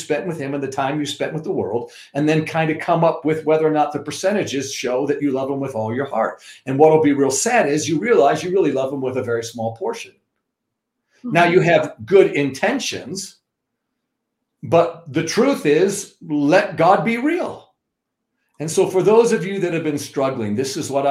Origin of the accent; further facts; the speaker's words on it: New York, United States; I'm also from New York